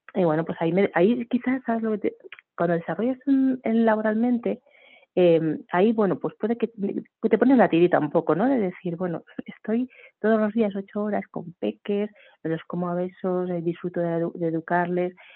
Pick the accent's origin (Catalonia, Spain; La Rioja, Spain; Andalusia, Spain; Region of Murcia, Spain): Catalonia, Spain; Barcelona; now in Madrid, Spain; soy de Barcelona, actualmente hace muchos años ya vivo en Madrid